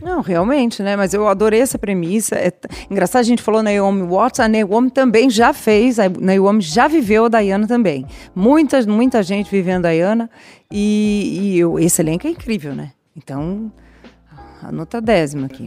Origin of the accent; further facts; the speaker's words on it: São Paulo, Brazil; Eu sou paulistana, paulistana é da periferia. Não sou nem da ZN, nem da, da Zona Sul, sou da Zona Leste.